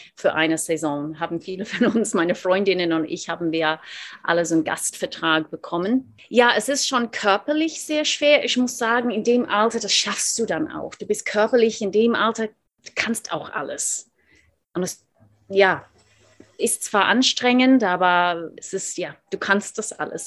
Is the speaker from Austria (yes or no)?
no; Australia; German is a second language; moved away as an adult; also born or lived in Seoul, South Korea; now in Munich, Germany; Ich dachte immer, ich bin Australierin, ich bin in Australien aufgewachsen